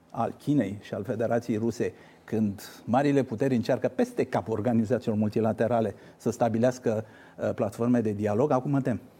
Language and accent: Romanian; Argeș, Romania; sunt din Argeș